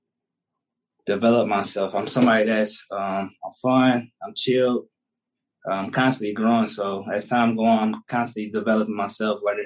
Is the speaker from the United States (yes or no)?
yes; Detroit, Michigan, United States; I was somebody that was born and raised in the city of Detroit, on the west side